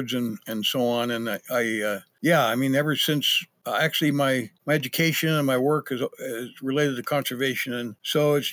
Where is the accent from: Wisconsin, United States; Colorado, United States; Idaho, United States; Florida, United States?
Idaho, United States; also born or lived in Patagonia, Arizona; now in Missoula, United States; I grew up in Idaho